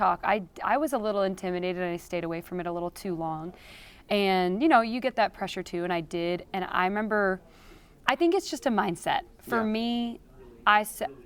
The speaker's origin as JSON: {"language": "English", "region": "California", "country": "United States", "said": "I'm from California, so I'm not backroads country southern girl."}